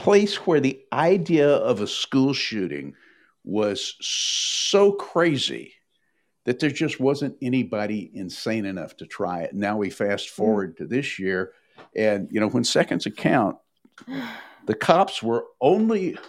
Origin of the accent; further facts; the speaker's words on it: Nashville, Tennessee, United States; my hometown of Nashville